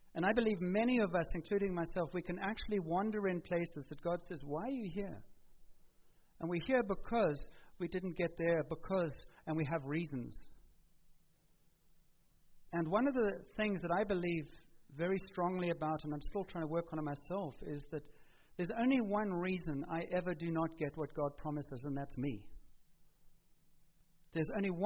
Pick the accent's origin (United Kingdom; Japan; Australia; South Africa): South Africa; moved away; We grew up in South Africa